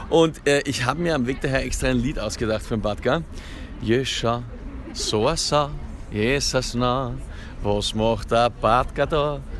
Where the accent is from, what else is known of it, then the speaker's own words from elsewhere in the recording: St. Pölten, Lower Austria, Austria; Ich bin aus St. Pölten und habe mir gedacht, ich muss mir das anschauen, kurz, ja